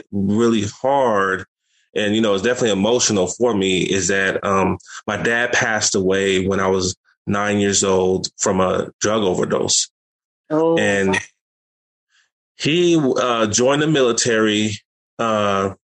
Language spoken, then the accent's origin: English; San Francisco, California, United States; I'm born and raised in Fillmore